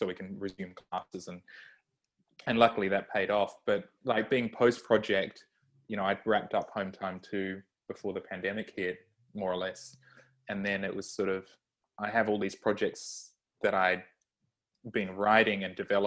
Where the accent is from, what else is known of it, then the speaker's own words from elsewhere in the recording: Australia; I'm Australian